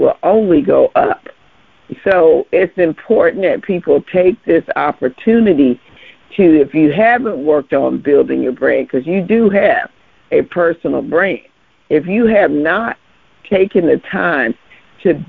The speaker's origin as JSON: {"language": "English", "town": "Biloxi", "region": "Mississippi", "country": "United States", "tie": "born or raised there", "said": "my hometown, Biloxi, Mississippi"}